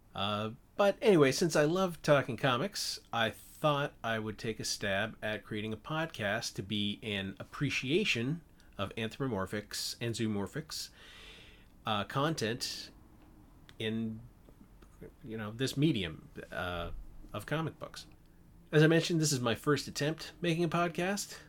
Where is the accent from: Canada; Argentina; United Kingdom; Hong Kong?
Canada; moved away as an adult; now in California, United States; I am Canadian, though I've been living in California for the last sixteen years.